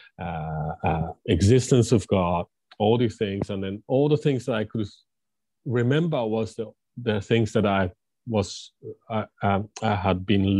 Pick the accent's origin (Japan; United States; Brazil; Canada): Japan; Tokyo; English is a second language; moved away as an adult; also born or lived in England; I grew up in Japan, Tokyo, and, typical Japanese kid